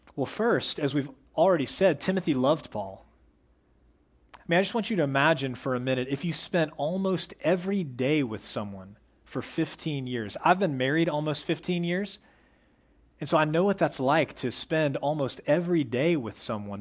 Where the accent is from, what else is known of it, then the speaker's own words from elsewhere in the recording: Plano, Texas, United States; I was raised in Plano, which is like the opposite of the outdoors.